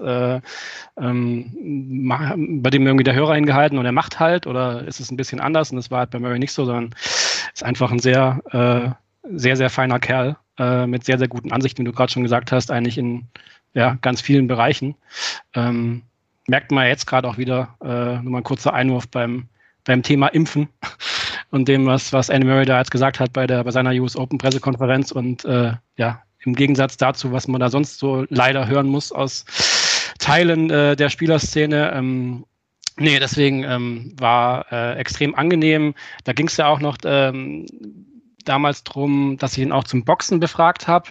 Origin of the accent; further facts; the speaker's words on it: Friedrichshafen, Baden-Württemberg, Germany; hier bei mir in, in Friedrichshafen, wo ich geboren bin